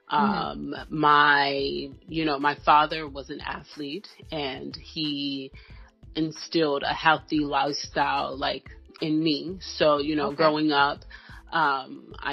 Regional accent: Philadelphia, Pennsylvania, United States; where we grew up in North Philadelphia

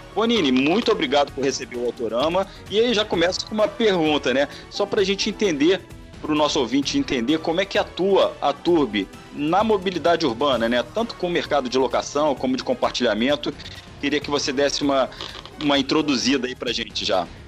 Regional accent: Rio de Janeiro, Brazil; accent: carioca; Desculpa aí o, o sotaque carioca

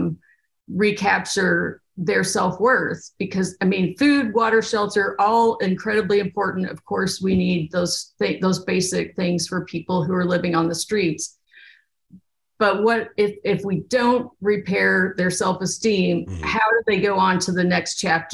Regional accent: Bourbon County, Kentucky, United States; moved away as an adult; also born or lived in Oregon; I grew up in Kentucky in Bourbon County, and I went to a very small country high school.

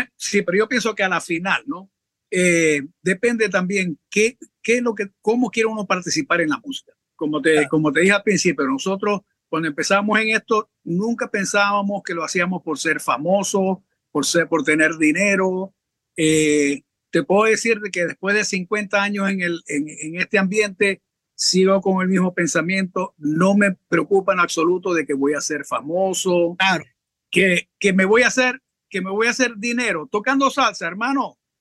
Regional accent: Maracaibo, Zulia, Venezuela; yo soy de Maracaibo

